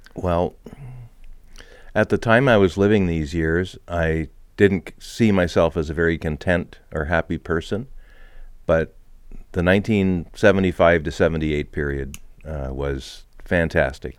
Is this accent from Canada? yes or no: yes; Montreal, Quebec, Canada; when I was growing up in Montreal